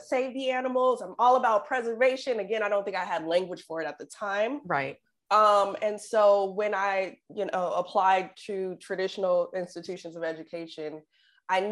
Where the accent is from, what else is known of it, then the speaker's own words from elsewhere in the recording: Oakland, California, United States; growing up in the Bay Area in Oakland